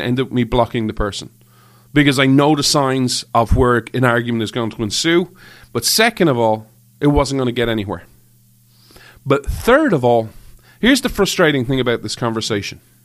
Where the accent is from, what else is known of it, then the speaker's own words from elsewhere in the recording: Ireland; moved away; I grew up in Ireland